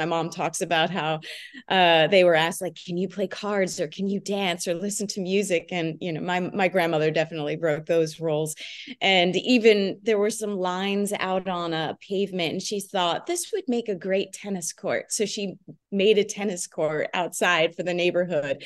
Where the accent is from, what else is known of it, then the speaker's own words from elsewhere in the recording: New Jersey, United States; We grew up in New Jersey, in a suburb of New Jersey